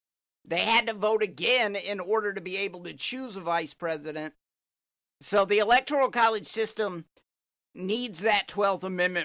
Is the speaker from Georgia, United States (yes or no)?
yes; Georgia, United States; I'm from Georgia.